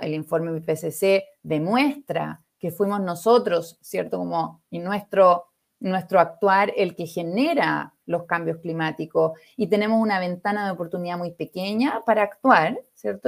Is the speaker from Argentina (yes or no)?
no; Viña del Mar, Valparaíso, Chile; Chilena, de Viña, de donde soy yo